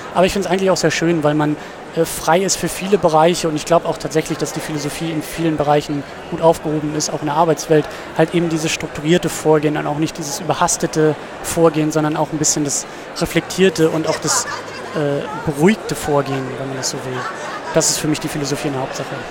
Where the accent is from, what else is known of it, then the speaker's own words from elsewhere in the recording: Husum, Schleswig-Holstein, Germany; now in Kiel, Germany; ich komme aus Husum